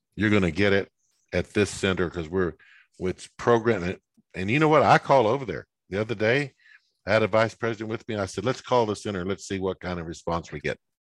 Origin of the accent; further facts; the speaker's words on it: West Texas, United States; moved away; where I grew up in West Texas